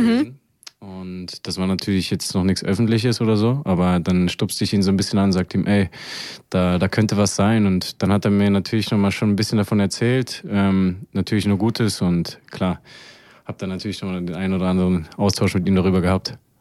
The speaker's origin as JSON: {"language": "German", "town": "Erfurt", "region": "Thuringia", "country": "Germany", "tie": "born or raised there", "also_born_or_lived": "Heidenheim", "moved": "yes", "lives_now": "Braunschweig, Germany", "said": "ich bin, wie gesagt, in Erfurt groß geworden, äh, direkt am Blumenplatz."}